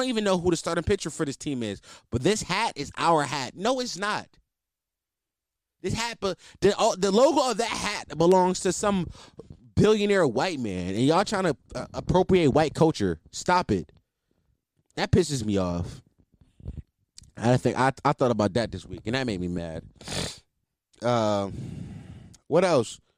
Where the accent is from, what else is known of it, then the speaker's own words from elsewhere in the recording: East Coast, United States; Listen, I'm from the East Coast, by the way.